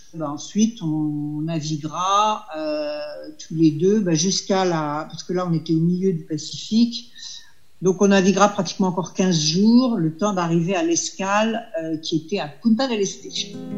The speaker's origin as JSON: {"language": "French", "country": "France"}